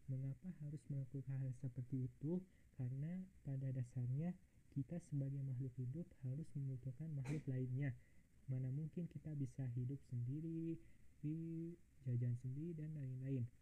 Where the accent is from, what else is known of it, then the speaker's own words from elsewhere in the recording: Bandung, West Java, Indonesia; Gue asli dari Bandung